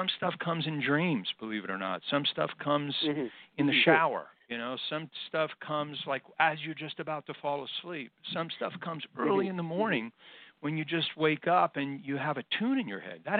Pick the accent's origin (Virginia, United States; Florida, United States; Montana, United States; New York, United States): New York, United States; New York City; I grew up in New York City. And I was born in Brooklyn and lived in just about every borough